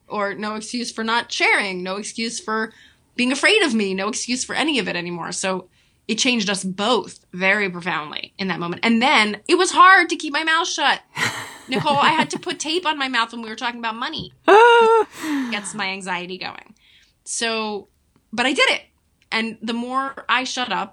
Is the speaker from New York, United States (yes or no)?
yes; New York, United States; I'm a Jew from New York.